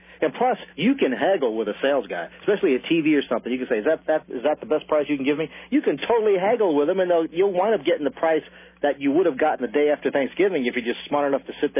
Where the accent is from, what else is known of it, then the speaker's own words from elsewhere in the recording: Cincinnati, Ohio, United States; moved away; I grew up in Cincinnati